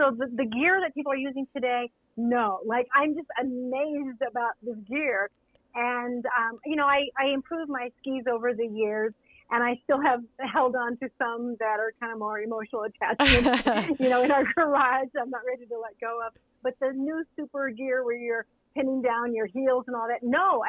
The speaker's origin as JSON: {"language": "English", "region": "Colorado", "country": "United States", "tie": "born or raised there", "also_born_or_lived": "California / Wyoming / Montana", "said": "I grew up in Colorado, which is where I live now, although I've lived in a variety of places in the West, like California and Wyoming and Montana, et cetera."}